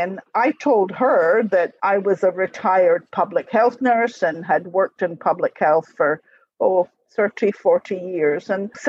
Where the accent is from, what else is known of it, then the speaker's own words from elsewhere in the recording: Scotland, United Kingdom; moved away as an adult; also born or lived in Paradise, Nova Scotia; now in Mill Village, Canada; I'm now in my 60s, I was born and brought up in Scotland. I actually lived in Nova Scotia in the 1950s when my father was posted to Greenwood on the Air Sea Rescue Squadron for a couple of years.